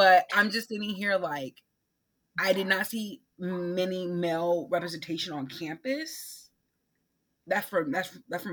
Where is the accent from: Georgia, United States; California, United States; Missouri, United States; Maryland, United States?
California, United States; also born or lived in Oakland / Vallejo / Central Valley; I grew up in California my whole life. So half the time I lived in the Bay Area. The other half I lived in the Central Valley